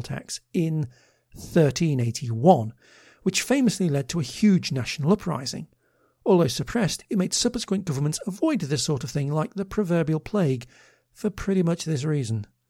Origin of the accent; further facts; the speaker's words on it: Liverpool, North West England, United Kingdom; growing up in Liverpool during the period